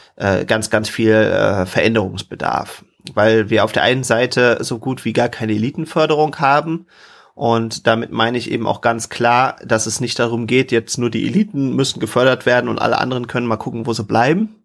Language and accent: German; Germany; als Deutscher